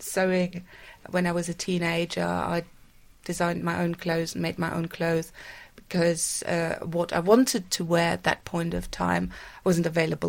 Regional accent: Bad Homburg, Hesse, Germany; now in United Kingdom; I grew up in Germany. Whereabouts? In a small town near Frankfurt. The small town is called Bad Homburg.

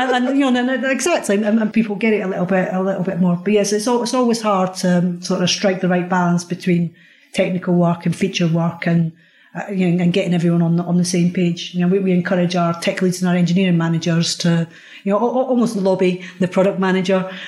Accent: Scotland, United Kingdom; I'm Scottish as well

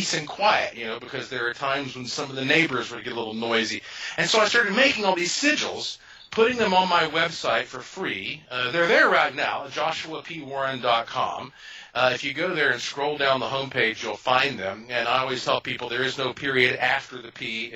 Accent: Asheville, North Carolina, United States; I was born and raised in Asheville, North Carolina, which is the heart of the oldest mountains in North America

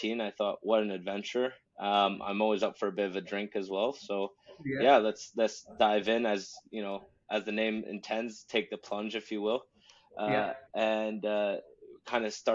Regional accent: Canada; moved away as an adult; also born or lived in St Andrews, Scotland; now in Caithness, United Kingdom; as a Canadian

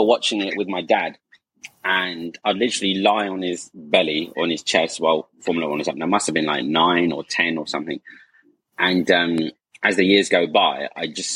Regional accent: Essex, East of England, United Kingdom; being Asian and growing up in Essex

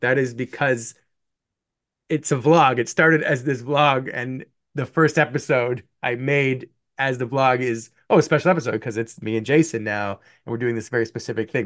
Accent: Canada; moved away as an adult; also born or lived in Buffalo, United States; I, being Canadian

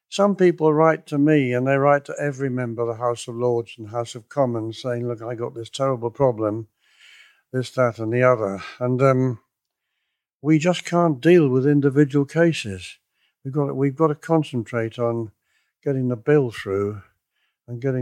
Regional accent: Cornwall, South West England, United Kingdom; I come from Cornwall

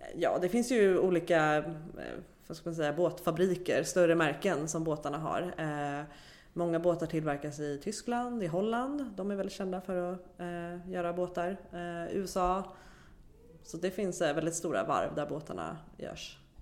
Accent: Sweden; som svensk

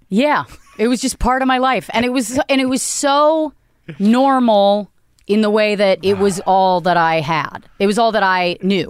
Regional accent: Northern Virginia, United States; I grew up in Virginia

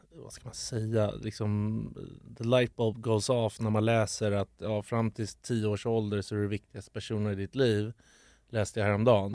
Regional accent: Stockholm, Stockholm County, Sweden; där jag växte upp

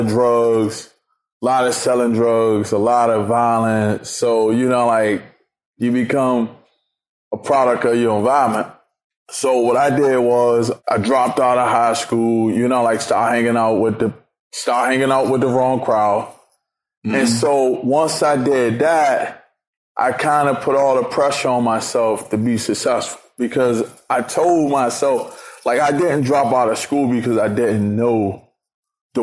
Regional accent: Washington, District of Columbia, United States; I'm from Washington, D.C.

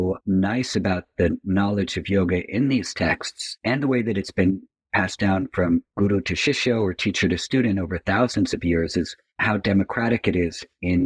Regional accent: New York City, New York, United States; I'm from New York City

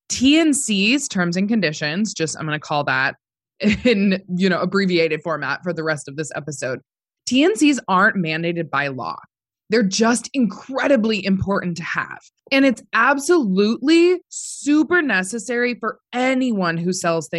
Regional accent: Montana, United States; Born and raised here, love Montana so, so, so much

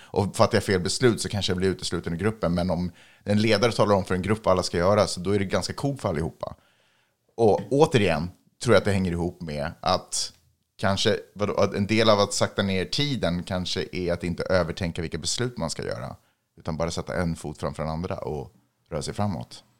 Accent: Sweden; now in Los Angeles, United States; jag är från Sverige

